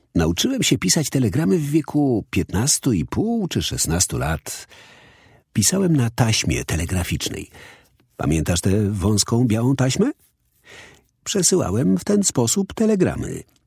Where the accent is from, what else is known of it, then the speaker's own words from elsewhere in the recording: London, United Kingdom; Dorastałem na osiedlu w nieciekawej okolicy we wschodnim Londynie